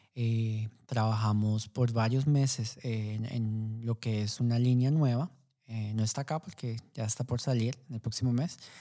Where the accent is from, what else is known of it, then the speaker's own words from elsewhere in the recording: Colombia; como colombiano